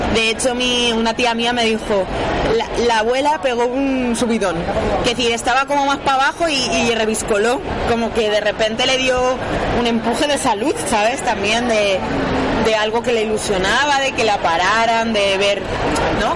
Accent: Valencia, Valencian Community, Spain; yo soy de Valencia, justo de un barrio que Benimaclet

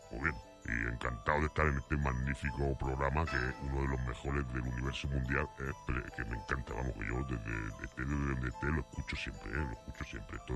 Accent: Calahorra, La Rioja, Spain; aquí de Calahorra, macho. Eh, voy a ser yo norteamericano ni qué tontería más tonta. Yo soy de aquí, yo soy más español que vamos con la tortilla de patata.

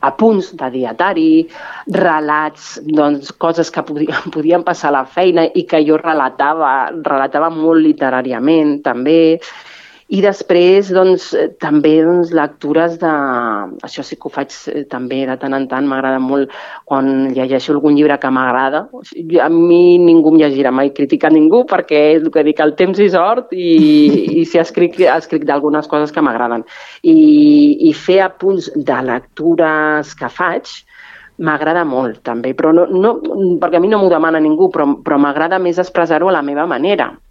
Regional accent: Spain; first language Catalan; de seguida vaig canviar en català la bústia groga perquè m'hi sentia més còmoda, perquè és la meva llengua materna

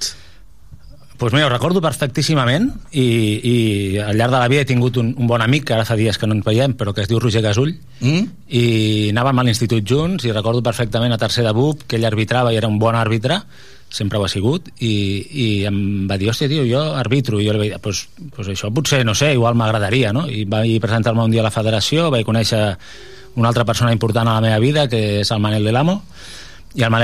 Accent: Tarragona, Catalonia, Spain; Bueno, jo sóc un tarragoní ben orgullós. Jo sóc una persona de Tarragona, vaig néixer a Tarragona, he crescut a Tarragona

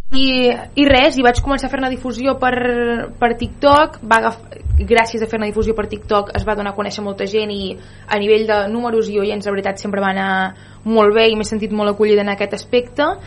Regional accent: Vic, Osona, Catalonia, Spain; Jo vinc de Vic

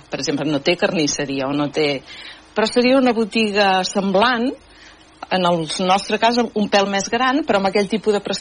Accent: Manresa, Catalonia, Spain; Jo vaig néixer a Manresa i eh, vivíem amb... Vi, bueno, la mare encara hi viu, a la casa, al carrer Alcalde Armengou

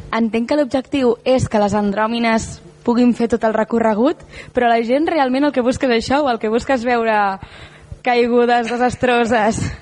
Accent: Tarragona, Catalonia, Spain; els que som de Tarragona

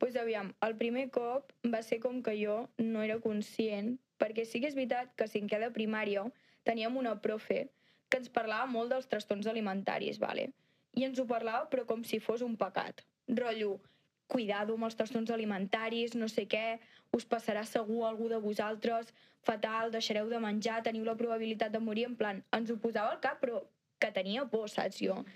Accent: Santa Coloma, Catalonia, Spain; soc de Santa Coloma

